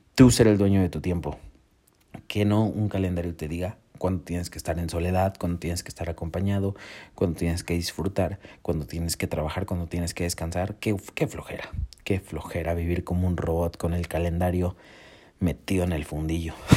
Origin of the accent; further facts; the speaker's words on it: Mexico; yo soy de México